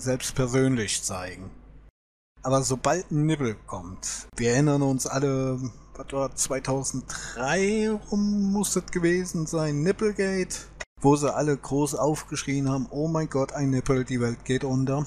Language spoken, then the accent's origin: German; Germany; bei uns in Deutschland